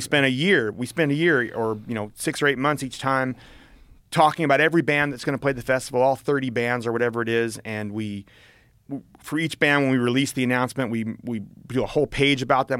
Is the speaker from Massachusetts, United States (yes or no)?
no; Berkeley, California, United States; growing up in Berkeley